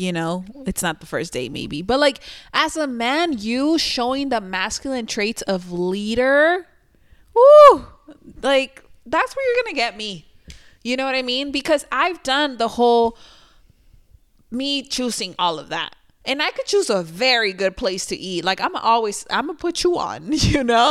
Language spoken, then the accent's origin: English; Sinaloa, Mexico; I'm from Sinaloa.